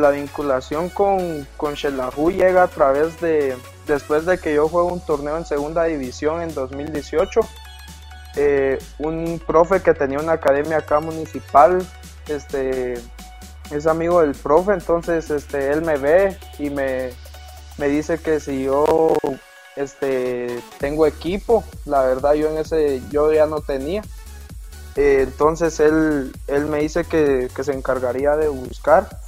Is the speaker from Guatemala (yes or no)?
yes; Jalapa, Guatemala; Estoy de Jalapa.